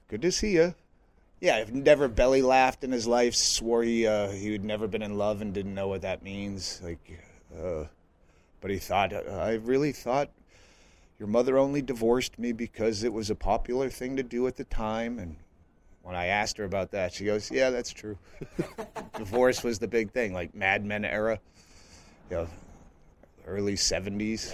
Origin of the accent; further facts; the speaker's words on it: Massachusetts, United States; moved away as an adult; also born or lived in western US; now in Bisbee, United States; I grew up in Massachusetts, but I left as soon as I, I was able